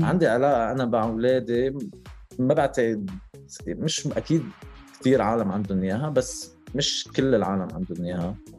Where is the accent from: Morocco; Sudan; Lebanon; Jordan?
Lebanon; now in Dubai, United Arab Emirates; انا انا لبناني